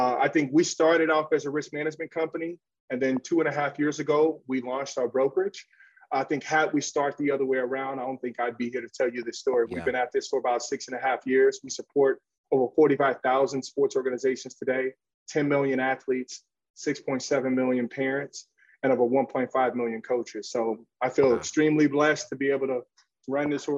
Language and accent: English; Chicago, Illinois, United States; I'm originally from the South Side of Chicago